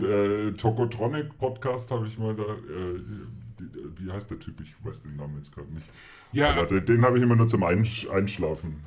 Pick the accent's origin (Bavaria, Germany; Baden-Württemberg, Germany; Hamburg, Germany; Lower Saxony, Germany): Bavaria, Germany; Munich; wir sind ja auch aus München